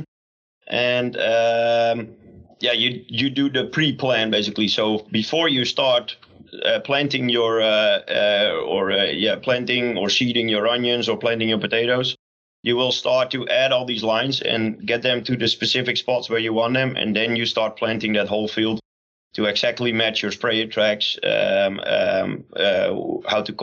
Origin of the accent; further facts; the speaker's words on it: Netherlands; English is a second language; we're here from the Netherlands